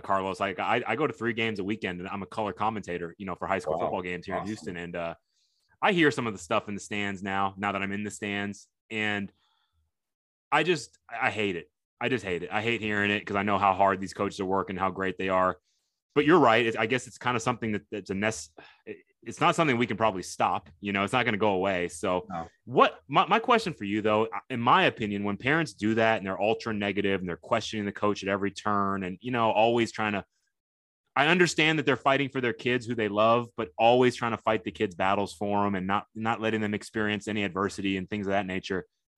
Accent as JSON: {"language": "English", "region": "Tokyo", "country": "Japan", "tie": "born there", "moved": "yes", "said": "I was born in Tokyo, Japan. So wow. I'm half Japanese. My mom's Japanese."}